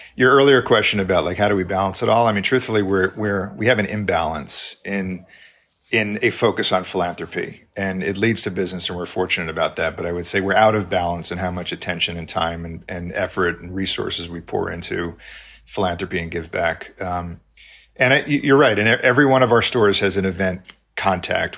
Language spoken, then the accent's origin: English; New York, United States; moved away as an adult; now in Texas, United States; I'm from New York originally.